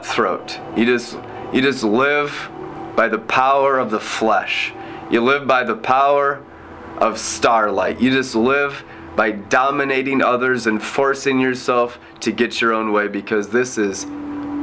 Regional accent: Friday Harbor, Washington, United States; I was born in Friday Harbor, San Juan Island, in the Puget Sound of Washington State.

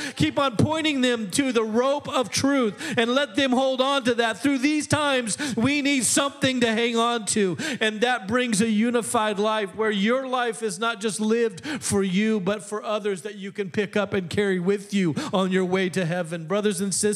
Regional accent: Midwest, United States; I'm from the Midwest.

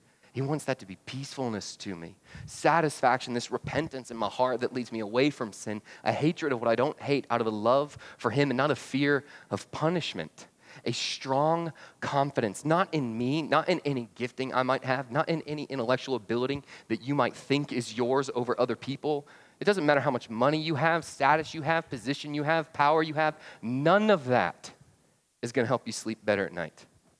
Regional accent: Atlanta, Georgia, United States; Yeah, well, I was from Atlanta. We didn't two-step, right?

